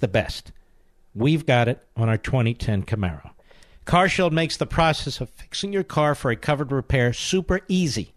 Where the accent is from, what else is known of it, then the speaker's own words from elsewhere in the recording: Cheltenham, Pennsylvania, United States; I grew up in Cheltenham